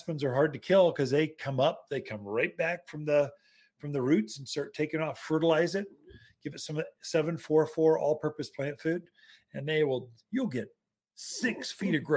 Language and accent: English; the South, United States; accent: Southern; now in Prescott, United States; a Southern boy